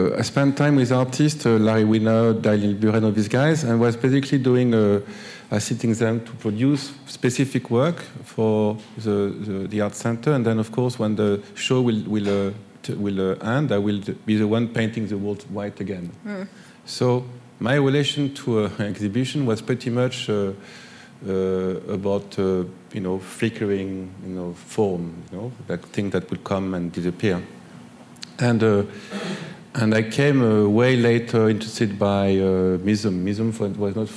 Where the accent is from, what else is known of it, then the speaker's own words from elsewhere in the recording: Grenoble, Auvergne-Rhône-Alpes, France; moved away; I grew up in Grenoble, and I went to the art school there in Grenoble